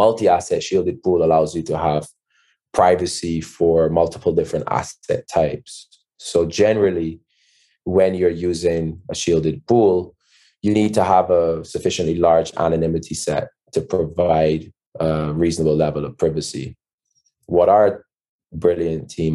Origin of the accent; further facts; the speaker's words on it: Barbados; I'm from Barbados, co-founder, CEO of Panther